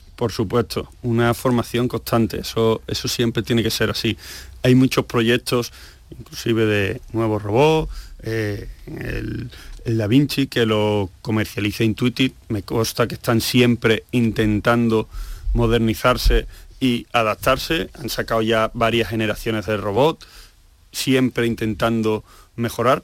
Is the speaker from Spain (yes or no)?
yes; Seville, Andalusia, Spain; moved away as an adult; also born or lived in Asturias; me voy a Sevilla, que es mi tierra, me voy a Andalucía